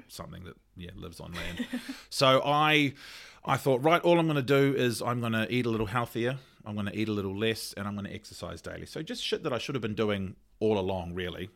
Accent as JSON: {"language": "English", "region": "Auckland", "country": "New Zealand", "tie": "born or raised there", "said": "I grew up in Ranui, so Ranui Medical was my, was my G P"}